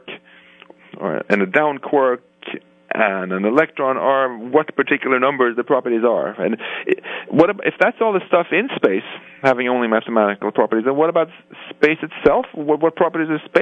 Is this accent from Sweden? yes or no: yes; Stockholm, Stockholm County, Sweden; moved away; my hometown of Stockholm